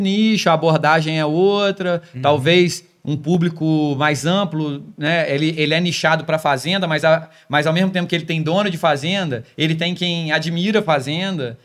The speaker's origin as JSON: {"language": "Portuguese", "town": "Volta Redonda", "region": "Rio de Janeiro", "country": "Brazil", "tie": "born or raised there", "said": "a minha terrinha também, Volta Redonda"}